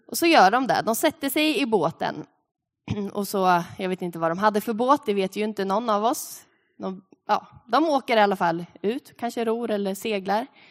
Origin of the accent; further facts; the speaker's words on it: Sweden; som svenskar levande här på tvåtusentalet